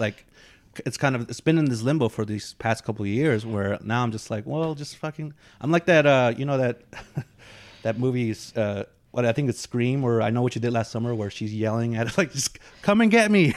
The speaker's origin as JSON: {"language": "English", "area": "the Bay Area", "region": "California", "country": "United States", "tie": "born or raised there", "said": "I grew up in the Bay"}